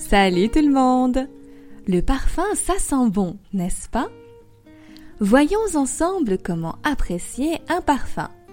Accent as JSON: {"language": "French", "country": "France", "also_born_or_lived": "Paris"}